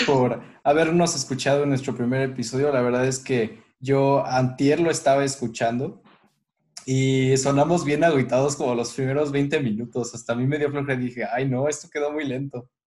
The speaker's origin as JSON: {"language": "Spanish", "country": "Mexico", "said": "siendo mexicanos"}